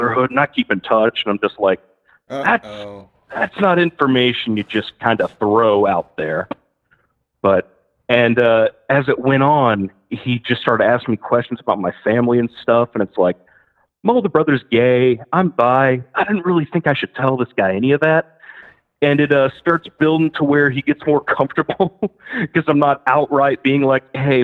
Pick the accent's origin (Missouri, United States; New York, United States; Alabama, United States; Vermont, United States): Alabama, United States; moved away as an adult; also born or lived in Tennessee; now in Austin, United States; I'm from Alabama originally. I moved out to Tennessee to get a job